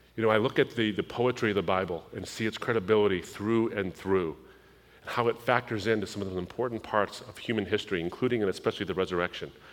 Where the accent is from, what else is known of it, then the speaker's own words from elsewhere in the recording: United States; I was born in the United States, but I come from a Middle Eastern background.